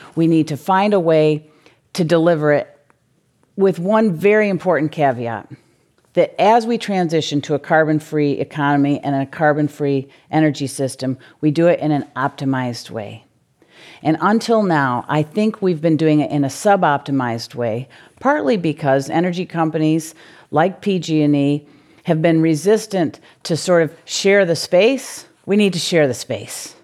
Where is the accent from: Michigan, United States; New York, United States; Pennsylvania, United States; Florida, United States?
Michigan, United States; moved away as an adult; now in California, United States; a C E O of a utility in Michigan. Uh, actually in my hometown